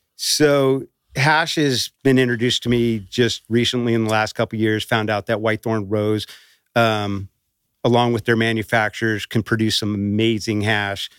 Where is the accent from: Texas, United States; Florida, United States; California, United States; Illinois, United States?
California, United States; Emerald Triangle; growing up in the Emerald Triangle